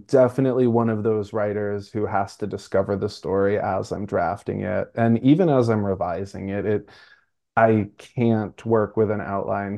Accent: New York City, New York, United States; I'm from Brooklyn, so scaffolding is up all the time, everywhere

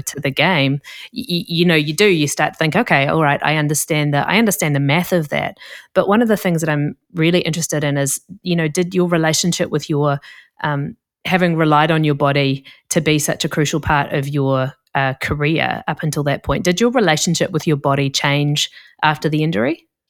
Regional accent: New Zealand; moved away; I come from New Zealand, where we don't have, uh, American football

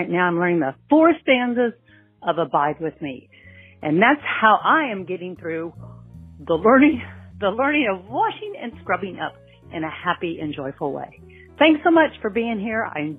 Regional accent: Grapevine, Texas, United States; Hey, Tish … I'm from Grapevine, Texas. I am 64, almost 65

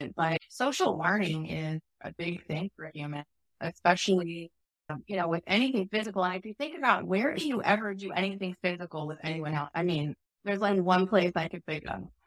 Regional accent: Chicago, Illinois, United States; moved away; also born or lived in Oregon; I grew up in Chicago

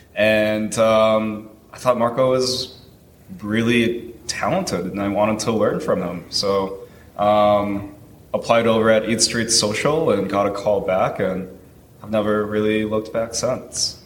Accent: Winnipeg, Manitoba, Canada; now in United States; I was born in Winnipeg, Canada

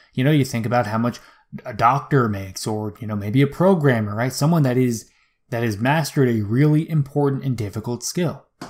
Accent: United States; as an American man

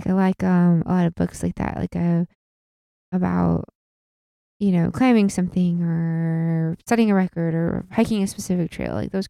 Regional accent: Midwest, United States; We are from the Midwest. There's not a lot of sailing clubs.

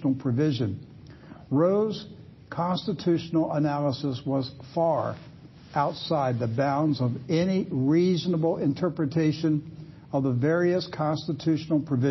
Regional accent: Maryland, United States; moved away; my hometown back in Maryland in those days

